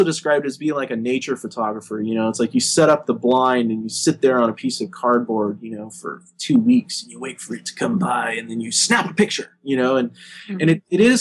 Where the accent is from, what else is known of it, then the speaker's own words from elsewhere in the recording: Arizona, United States; moved away; I come from Arizona originally, and I grew up on a farm